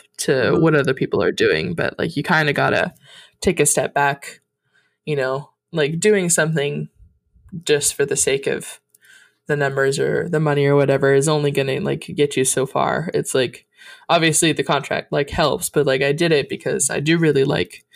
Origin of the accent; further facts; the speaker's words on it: Montana, United States; I was born in Montana